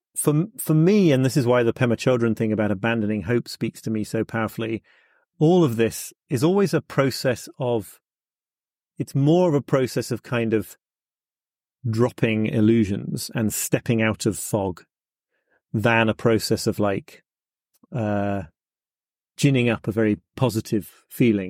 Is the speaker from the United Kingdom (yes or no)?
yes; United Kingdom; as a British person